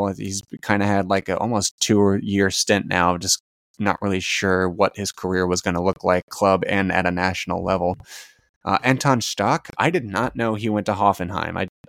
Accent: United States; As an American fan

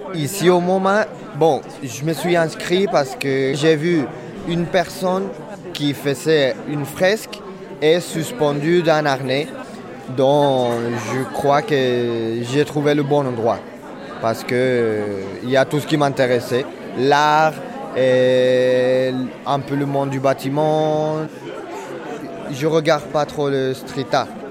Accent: Madrid, Community of Madrid, Spain; French is a second language; moved away as an adult; now in Marseille, France; Je viens de Madrid et du coup, je suis arrivé à Marseille parce que j'adore la langue française et j'avais très envie de l'apprendre

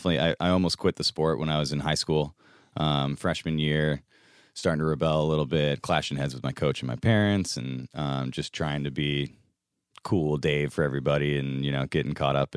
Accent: Sylvania, Ohio, United States; also born or lived in Ann Arbor, Michigan; I grew up in Northwest Ohio.

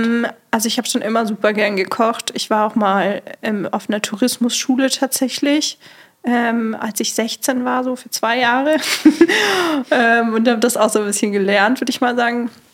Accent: near Munich, Bavaria, Germany; Ich komme eigentlich nicht aus Berlin, sondern aus dem Süden ähm, von Deutschland, in der Nähe von München

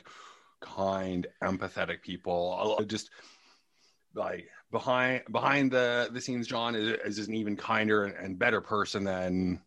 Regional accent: Toronto, Ontario, Canada; born or raised there; also born or lived in Hamilton, Ontario / Wiarton, Ontario

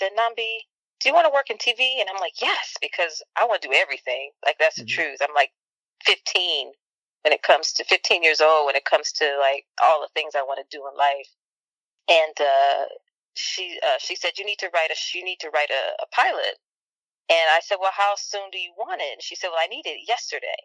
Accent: Chicago, Illinois, United States; I'm from Chicago and I spent part of my childhood on the South Side.

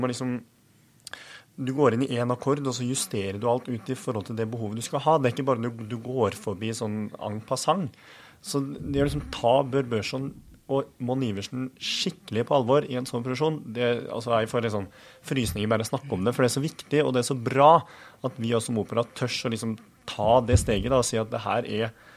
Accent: Innlandet, Norway; jeg som kommer fra en bitte liten plass i Østerdalen

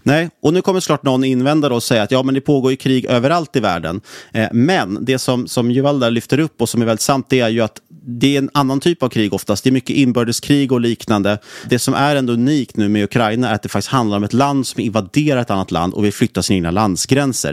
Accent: Sweden; som svensk

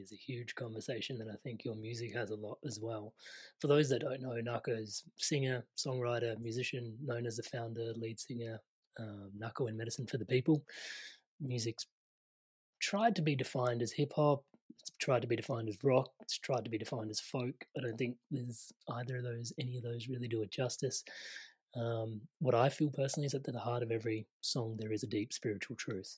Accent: Australia; I grew up Indian in an Australian culture

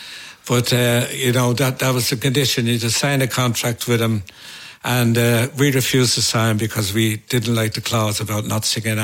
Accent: Dublin, Leinster, Ireland; growing up in Dublin

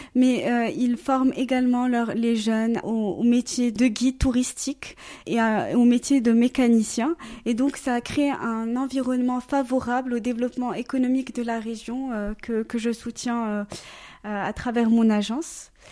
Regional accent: Casablanca, Casablanca-Settat, Morocco; now in Zurich, Switzerland; je suis marocaine, je suis née, j'ai grandi là-bas

